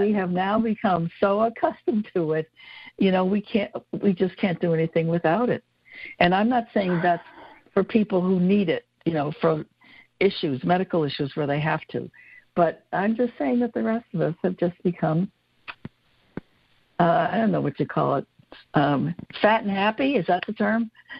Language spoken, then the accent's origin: English; West Granton, Pennsylvania, United States; as a child growing up in West Granton